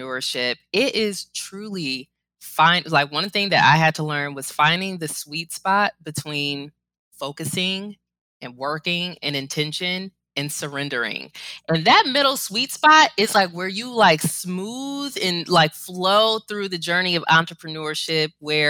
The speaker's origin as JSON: {"language": "English", "town": "Cleveland", "region": "Ohio", "country": "United States", "tie": "born or raised there", "said": "I'm born and raised in Cleveland"}